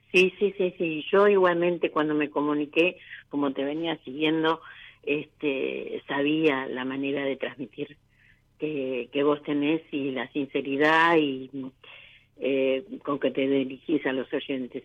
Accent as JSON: {"language": "Spanish", "town": "Lanús", "region": "Buenos Aires Province", "country": "Argentina", "said": "De Lanús, provincia de Buenos Aires."}